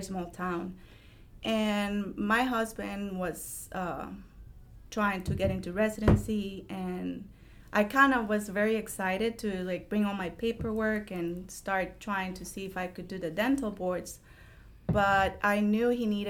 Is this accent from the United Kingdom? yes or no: no; Costa Rica; English is a second language; moved away as an adult; now in Jacksonville, United States; I'm originally from Costa Rica. All my family lives in Costa Rica